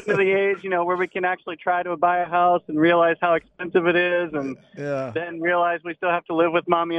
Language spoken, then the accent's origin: English; Houston, Texas, United States; moved away; Originally Houston, Texas.